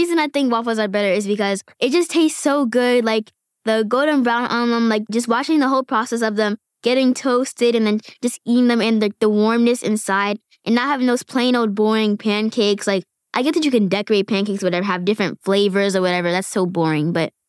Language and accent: English; Queens, New York, United States; born there; now in Bronx, United States; I was born in Queens, New York.